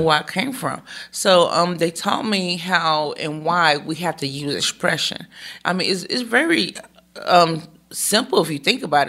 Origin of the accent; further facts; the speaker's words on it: Greensboro, North Carolina, United States; first language American Sign Language; English is a second language; I was born in Greensboro, North Carolina